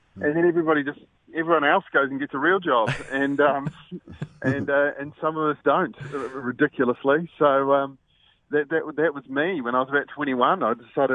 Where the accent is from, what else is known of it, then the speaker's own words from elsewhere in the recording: New Zealand; moved away; also born or lived in Wellington; I grew up in Harborough